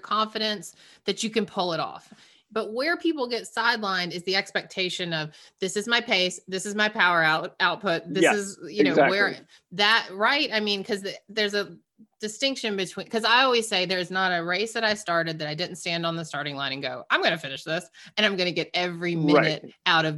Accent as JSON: {"language": "English", "region": "Georgia", "country": "United States", "tie": "born or raised there", "moved": "as an adult", "lives_now": "Massachusetts, United States", "said": "I grew up in Georgia and we just moved up to Massachusetts recently"}